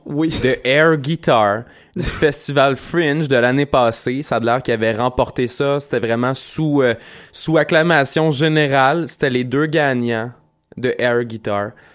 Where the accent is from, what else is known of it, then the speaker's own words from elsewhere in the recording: Quebec, Canada; nous autres, en tant que Québécois